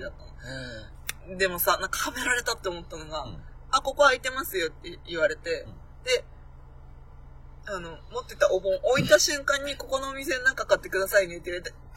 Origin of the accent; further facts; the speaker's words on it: Akita, Japan; moved away; 大体私の地元、秋田